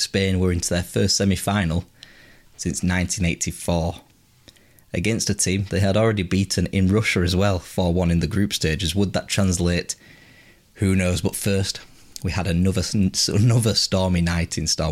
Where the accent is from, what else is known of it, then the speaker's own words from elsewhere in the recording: England, United Kingdom; as English supporters